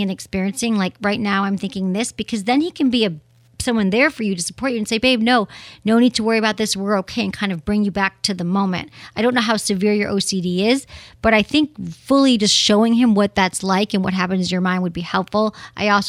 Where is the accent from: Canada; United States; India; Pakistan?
United States; Michigan; we're both from Michigan